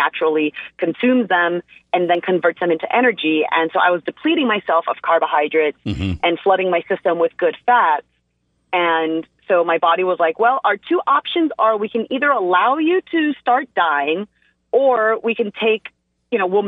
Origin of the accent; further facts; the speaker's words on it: United States; first language English; I'm an American and it's my first language